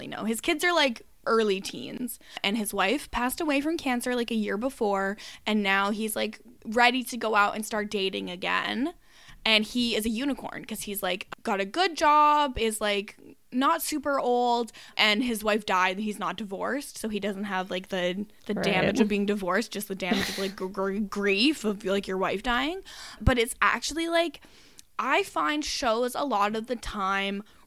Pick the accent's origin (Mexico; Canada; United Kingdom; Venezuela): Canada; I'm Canadian.